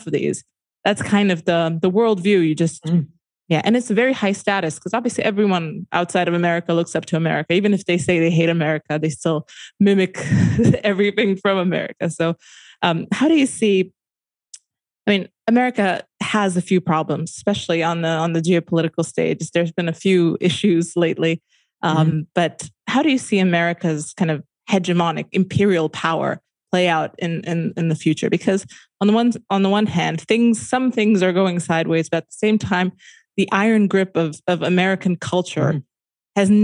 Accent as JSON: {"language": "English", "country": "Romania", "tie": "born or raised there", "said": "I'm in Romania, I grew up in Romania."}